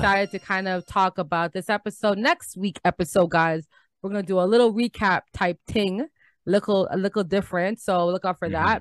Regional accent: Canada; We're visiting from Canada

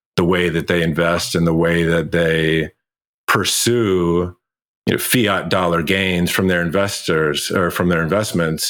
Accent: Kentucky, United States; moved away; I went home where I grew up in Kentucky

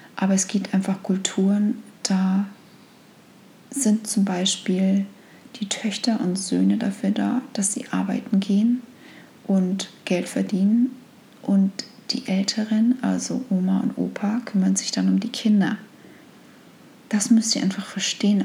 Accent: Germany; moved away as an adult; also born or lived in United States; als Deutsche

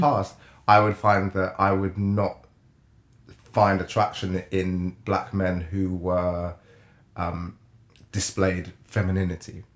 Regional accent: Jamaica; moved away; I'm from Jamaica

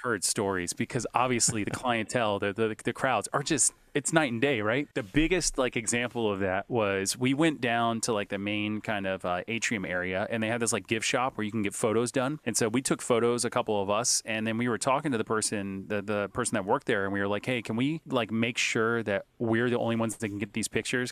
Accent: Hollywood, Florida, United States; now in Boca Raton, United States; I grew up in Hollywood, Florida

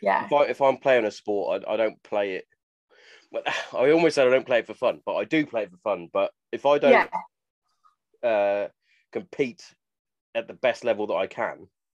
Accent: Hereford, West Midlands, United Kingdom; I'm from Hereford.

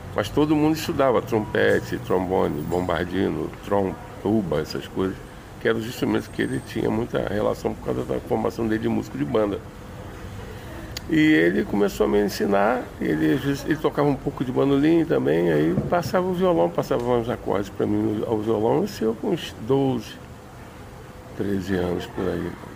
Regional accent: Rio de Janeiro, Brazil; eu sou do Jacarezinho

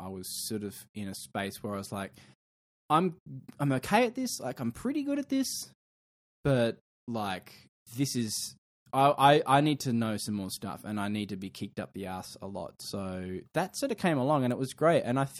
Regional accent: Queensland, Australia; I'm from Queensland, and I'm from the future.

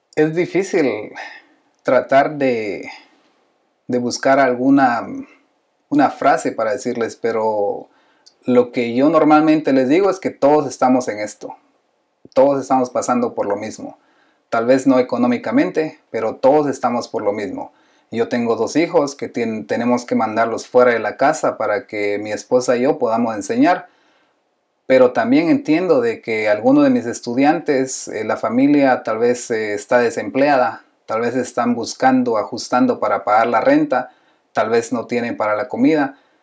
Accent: Guatemala; yo soy de Guatemala

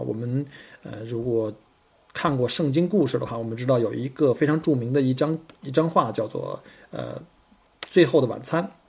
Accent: Beijing, China; 不像我们我是从北京来的嘛，像北方的一些山区啊，我们有很多大的石头

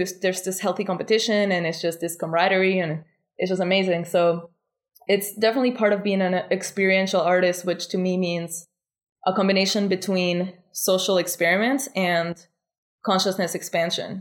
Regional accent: Argentina; now in Bali, Indonesia; I come from Argentina, which is a really complicated country

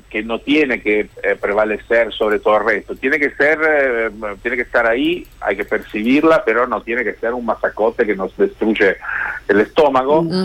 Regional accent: Genoa, Liguria, Italy; moved away; mi ciudad natal que es Génova y en Italia

